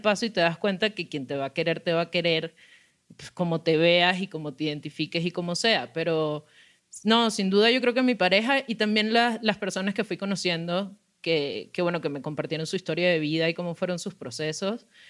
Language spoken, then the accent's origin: Spanish; Venezuela; moved away; soy migrante, soy venezolana